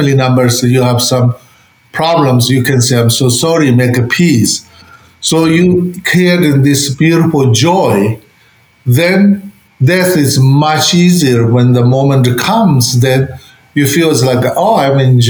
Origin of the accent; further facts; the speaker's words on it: Tibet, China; moved away; I grew up in Tibet.